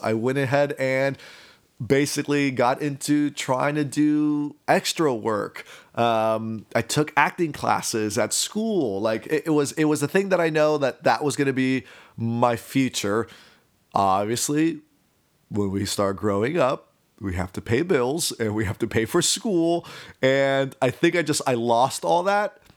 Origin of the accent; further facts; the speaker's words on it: Miami, Florida, United States; I am a Cuban American, born and raised in Miami